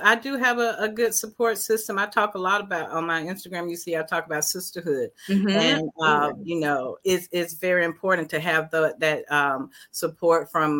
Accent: the South, United States; growing up in the South as a Black woman, it has its own challenges.

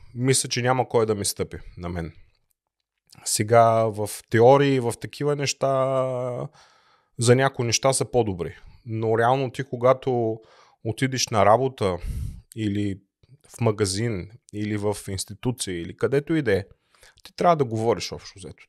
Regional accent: Bulgaria; now in Germany; аз съм от България

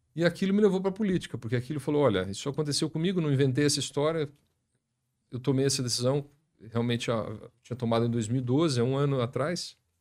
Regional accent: Maringá, Paraná, Brazil; also born or lived in Curitiba; Mas eu nasci em Maringá, estudei aqui a, a vida escolar toda até o terceiro colegial.

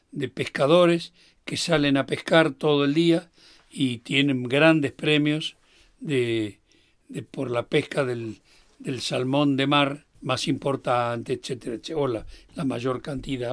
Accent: Greater Buenos Aires and the Capital, Argentina; para nosotros de que somos de Gran Buenos Aires y Capital

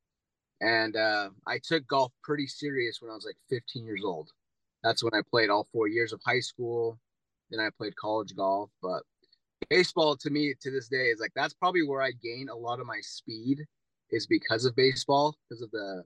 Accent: Ogden, Utah, United States; moved away; also born or lived in Texas; I was born and raised in Ogden, Utah.

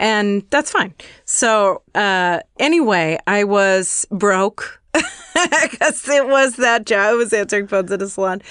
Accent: Chicago, Illinois, United States; moved away; I'm from Chicago and when I was still living there

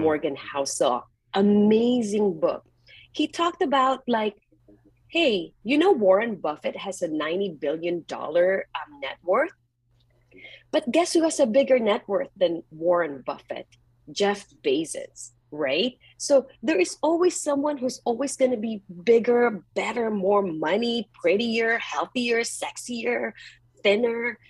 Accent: Philippines; moved away as an adult; now in Bay Area, United States; I grew up in the Philippines and I was really poor.

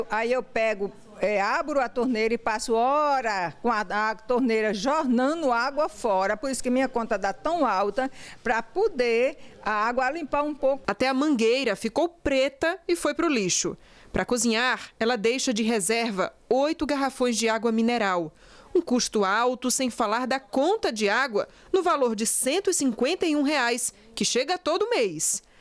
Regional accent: Rio de Janeiro, Brazil; Eu vim do Rio, entendeu? E tô bem aqui

